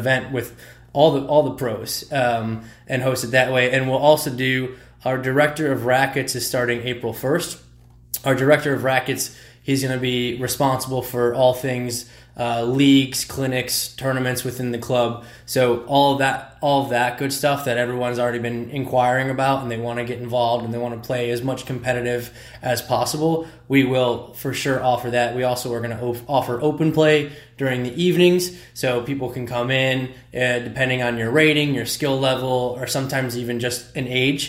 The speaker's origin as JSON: {"language": "English", "town": "Toledo", "region": "Ohio", "country": "United States", "also_born_or_lived": "Philadelphia, Pennsylvania", "moved": "as an adult", "lives_now": "St. Louis, United States", "said": "I am originally from Toledo, Ohio. And then I moved to Philadelphia, where I played collegiate squash at Drexel University for all 4 years"}